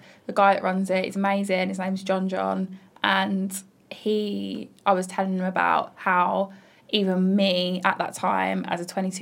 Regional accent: Bromsgrove, West Midlands, United Kingdom; moved away; In Bromsgrove, my hometown, on the outskirts of Birmingham

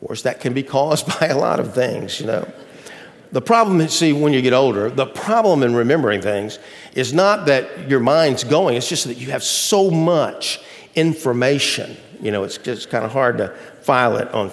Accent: Athens, Georgia, United States; moved away; my old hometown of Athens, Georgia

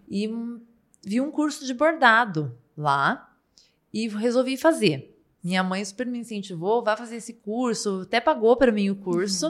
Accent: Paraná, Brazil; also born or lived in Ponta Grossa; sou paranaense

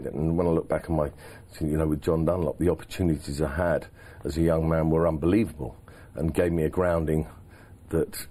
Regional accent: England, United Kingdom; I'm an Englishman

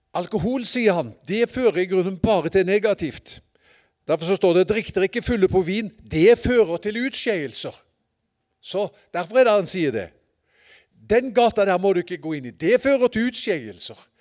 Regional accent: Sørlandet, Southern Norway, Norway; jeg er fra Sørlandet

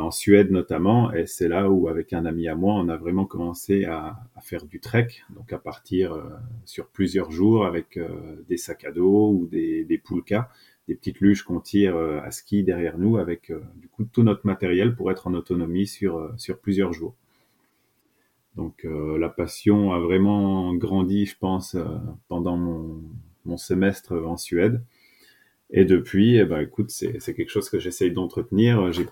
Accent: Grand Est, France; now in Aix-en-Provence, France; Coucou Maël, eh bien … j'ai 30 ans euh, depuis pas longtemps. Euh, je suis originaire des Vosges et actuellement j'habite à Aix-en-Provence dans le sud.

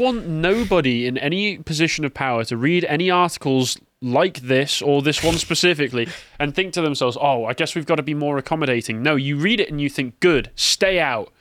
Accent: England, United Kingdom; as an Englishman

